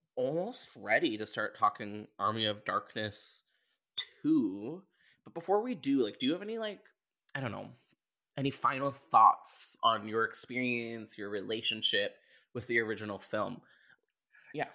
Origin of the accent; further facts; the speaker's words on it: Canada; I'm Canadian.